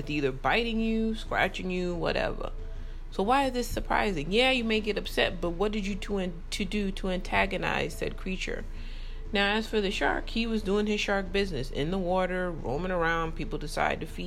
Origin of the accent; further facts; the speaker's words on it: New York, United States; I grew up in New York